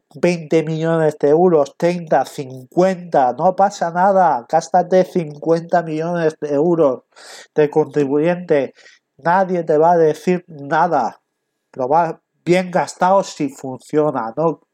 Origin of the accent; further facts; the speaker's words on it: Castellón de la Plana, Valencian Community, Spain; yo soy de Castellón, vivo en Castellón